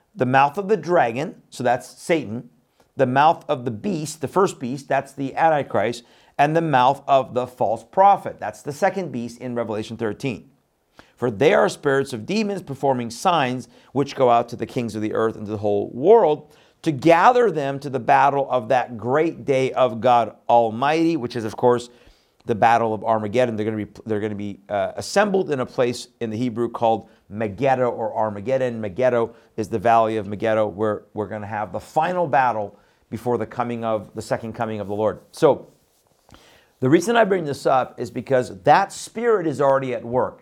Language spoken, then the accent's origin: English; Iran; I was born in Iran.